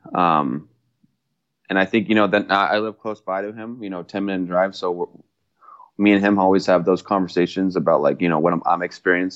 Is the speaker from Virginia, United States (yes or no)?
no; Mission Viejo, California, United States; I was, uh, born and raised in California, Mission Viejo